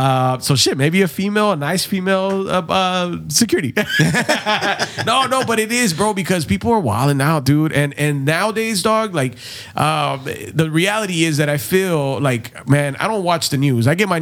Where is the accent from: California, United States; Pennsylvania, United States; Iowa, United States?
California, United States; San Diego; also born or lived in Tijuana; I grew up in San Isidro, right, in the Vista Terrace Apartments